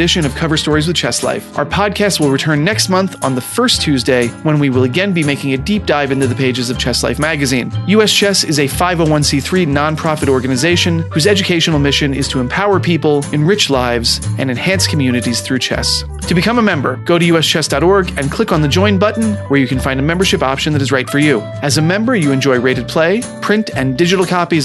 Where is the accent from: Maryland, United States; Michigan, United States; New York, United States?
New York, United States; I grew up in New York chess.